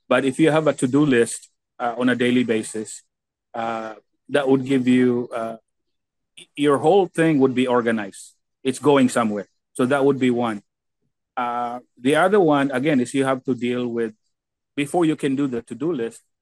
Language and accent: English; Philippines; now in United States; For example, me, I have